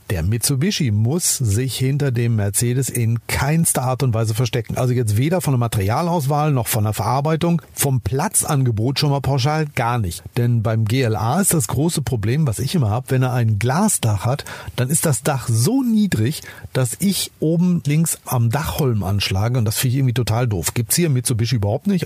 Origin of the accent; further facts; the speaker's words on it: Germany; bei uns in Deutschland